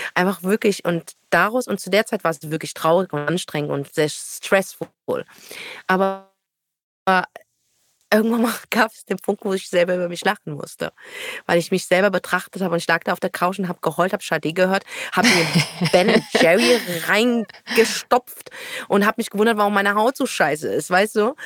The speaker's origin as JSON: {"language": "German", "town": "Frankfurt", "region": "Hesse", "country": "Germany", "moved": "as an adult", "lives_now": "Berlin, Germany", "said": "Ich bin ja Nordweststädterin"}